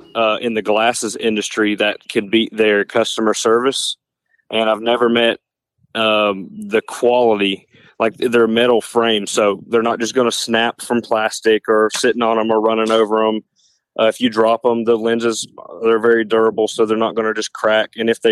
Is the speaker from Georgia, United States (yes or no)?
yes; Covington, Georgia, United States; Well, I am from Covington, Georgia, and I got my shooting started in 4-H, and then I moved to the collegiate. I shoot for Emmanuel College. I'm about 30 minutes north of Athens.